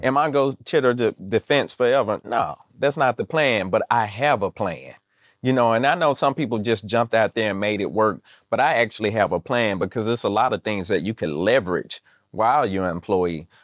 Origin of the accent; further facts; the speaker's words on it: Mississippi, United States; I'm from Mississippi